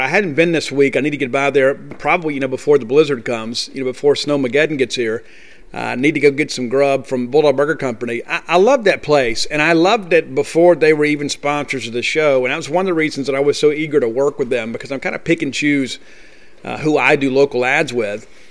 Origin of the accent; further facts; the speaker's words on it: Columbia, Mississippi, United States; also born or lived in Canton, Mississippi; I am from Columbia, Mississippi. I grew up there